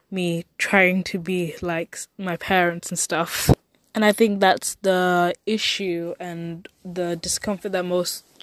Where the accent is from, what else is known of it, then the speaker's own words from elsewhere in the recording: United Kingdom; accent: Mancunian; My accent is it's a complex issue. That I sound too Mancunian sometimes, too Londoner sometimes, if that's a word I think